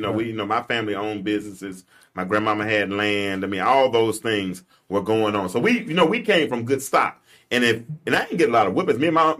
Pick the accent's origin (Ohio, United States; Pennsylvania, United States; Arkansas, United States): Arkansas, United States; Pine Bluff; growing up in Pine Bluff was probably one of the best cities in the world to grow up.